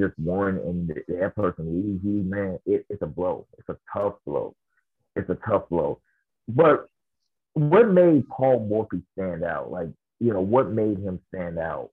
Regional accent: Memphis, Tennessee, United States; now in New Orleans, United States; I'm from Memphis

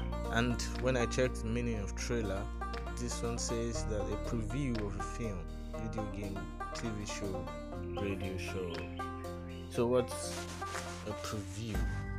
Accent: Nigeria; Secondly, I am Nigerian. Interestingly. And thirdly, Omo Yoruba.

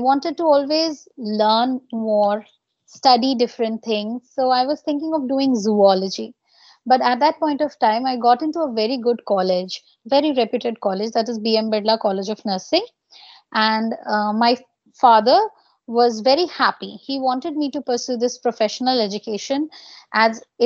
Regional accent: Bishnupur, West Bengal, India; So I hail from West Bengal. It's a small district called Bankura. And there in my little town, Bishnupur

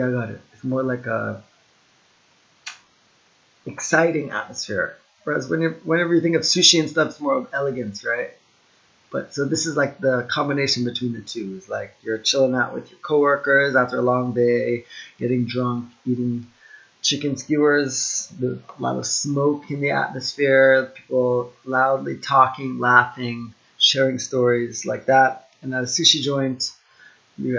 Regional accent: United States; I'm Jamaican Chinese and I was born in the US

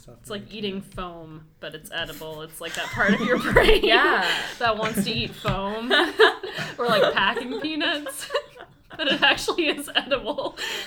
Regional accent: Georgia, United States; now in Ireland; I'm from Georgia. We grow pecans.

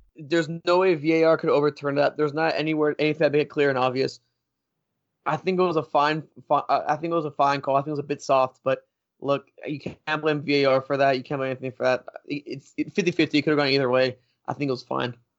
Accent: United States; I'm from the States.

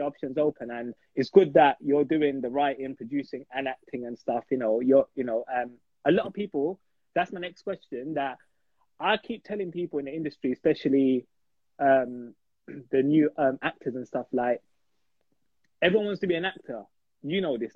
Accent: London, United Kingdom; I'm from East London

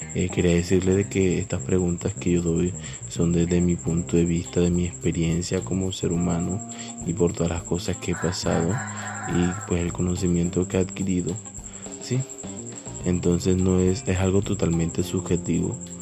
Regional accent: Caribbean coast, Colombia; accent: costeño; por mi acento soy de Colombia, más específicamente la costa

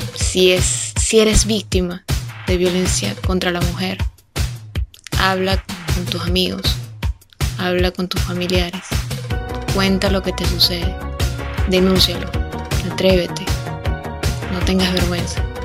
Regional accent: Venezuela; asistí a lo que sería su entierro en mi país, Venezuela.

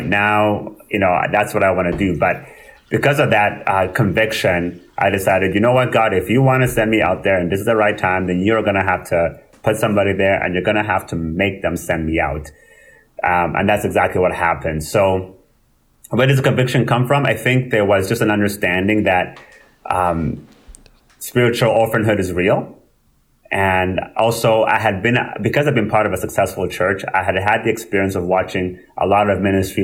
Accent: Winnipeg, Manitoba, Canada; also born or lived in Rwanda / France / England / Calgary; now in Brandon, Canada; I grew up in Winnipeg

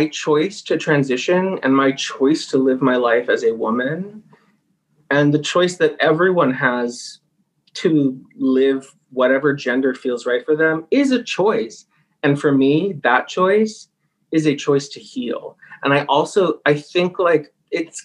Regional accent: United States; born or raised there

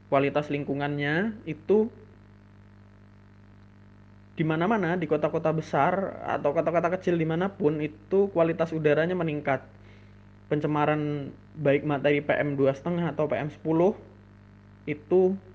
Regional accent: Lampung, Indonesia; now in Yogyakarta, Indonesia; aku mudik aku dari Jogja mudik ke Lampung terus kemudian sampai di Lampung

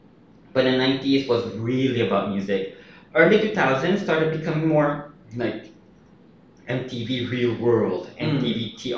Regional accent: Philippines; Mine was, I was kind of proud of being Filipino.

